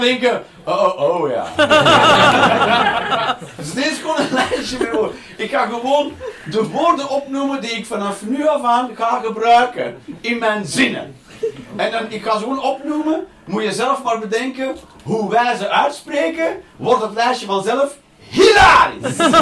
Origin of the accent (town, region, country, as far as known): Flanders, Belgium